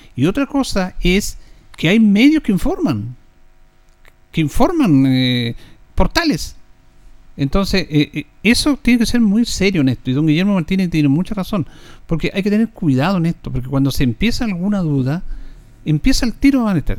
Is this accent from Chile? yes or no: yes; Linares, Maule, Chile; los que somos de Linares